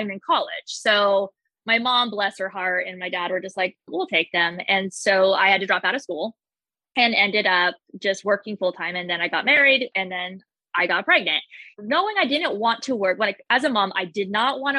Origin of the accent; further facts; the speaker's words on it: Las Vegas, Nevada, United States; I grew up in Vegas